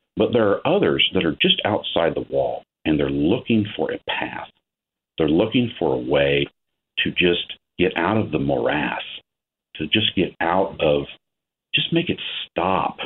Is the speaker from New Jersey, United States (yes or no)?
no; Ohio, United States; I'm a farmer from Ohio